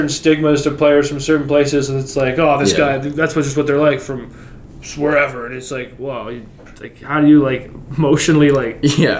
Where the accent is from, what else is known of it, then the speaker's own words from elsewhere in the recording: Canada; as a Canadian